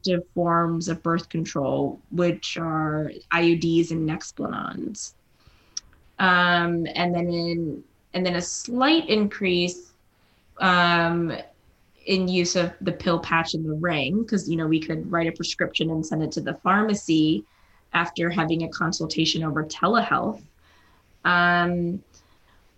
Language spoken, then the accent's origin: English; South Carolina, United States; My parents were Indian immigrants. They settled in South Carolina. I was born there in South Carolina, not India